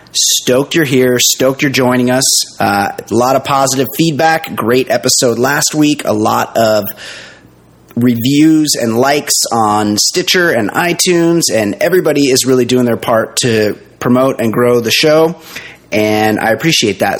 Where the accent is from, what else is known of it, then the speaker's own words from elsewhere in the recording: United States; being American